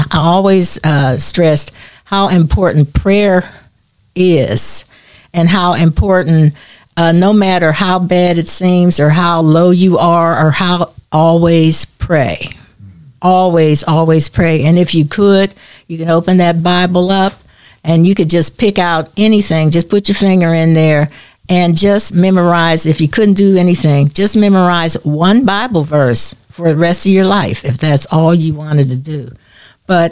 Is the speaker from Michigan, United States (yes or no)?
yes; Detroit, Michigan, United States; also born or lived in Pittsburgh, Pennsylvania; I'm from Detroit, Michigan